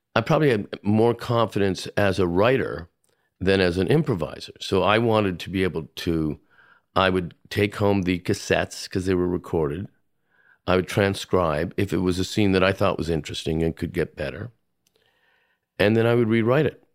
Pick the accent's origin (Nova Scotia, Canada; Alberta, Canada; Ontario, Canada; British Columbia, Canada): Ontario, Canada; Hamilton; moved away as an adult; also born or lived in Toronto / Los Angeles; I was born and raised in Hamilton, Ontario, Canada